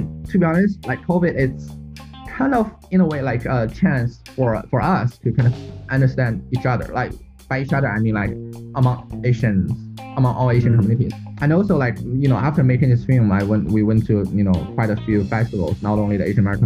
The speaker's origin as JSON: {"language": "English", "country": "China", "also_born_or_lived": "United States", "moved": "as an adult", "said": "I'm from China"}